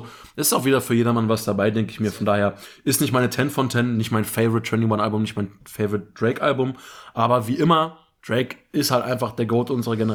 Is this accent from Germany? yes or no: yes; Sarstedt, Lower Saxony, Germany; Saarstedt, meine Heimatstadt